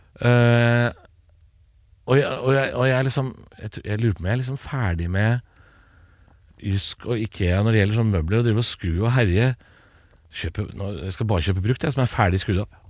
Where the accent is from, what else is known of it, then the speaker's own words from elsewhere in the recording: Eastern Norway, Norway; jeg er jo østlending sjøl. Bodd hele livet på Østlandet.